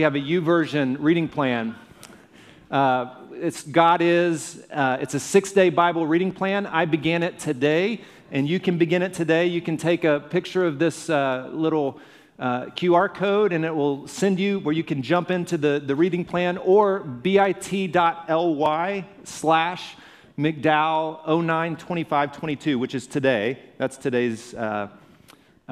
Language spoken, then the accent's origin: English; Alabama, United States; also born or lived in Indiana; Then we moved to Alabama. My growing up days were in Alabama. I claim Alabama as home.